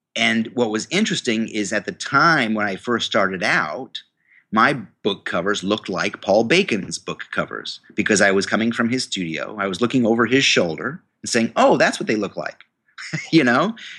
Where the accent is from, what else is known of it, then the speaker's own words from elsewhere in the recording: New York, United States; I went to the university in my hometown, um, the State University of New York